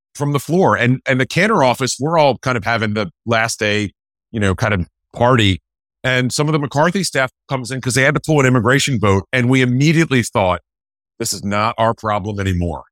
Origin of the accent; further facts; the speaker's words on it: Winston-Salem, North Carolina, United States; also born or lived in Richmond, Virginia; I grew up in Winston-Salem, North Carolina and Richmond, Virginia